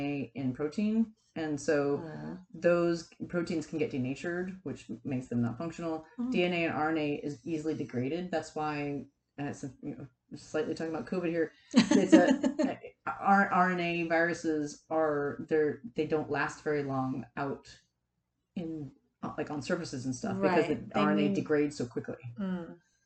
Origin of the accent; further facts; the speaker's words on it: Florida, United States; I'm from Florida